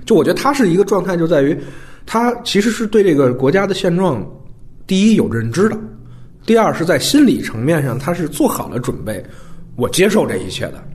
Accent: China; 因为我是中国人

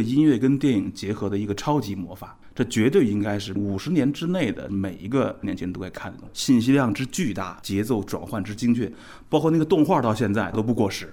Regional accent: China; 我们中国人

